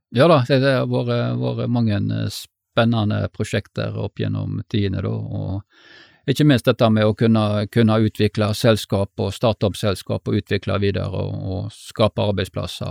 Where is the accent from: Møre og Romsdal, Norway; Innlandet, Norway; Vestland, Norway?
Vestland, Norway; Stord; Jeg eh, er født og oppvokst på Stord